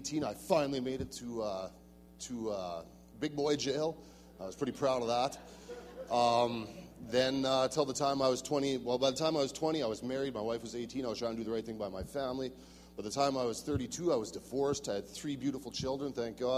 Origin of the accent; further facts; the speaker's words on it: Saskatchewan, Canada; I'm from Saskatchewan, southwest corner.